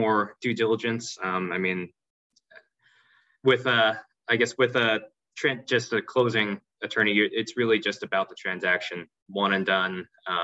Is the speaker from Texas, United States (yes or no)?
no; New York City, New York, United States; moved away as an adult; now in Louisville, United States; I was born and raised in New York City. I am a fourth generation New Yorker